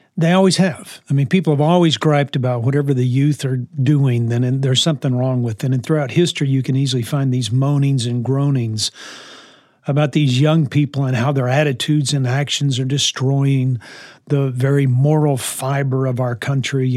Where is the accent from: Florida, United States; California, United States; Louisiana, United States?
Louisiana, United States; New Orleans; when I grew up in New Orleans, uh, in the sixties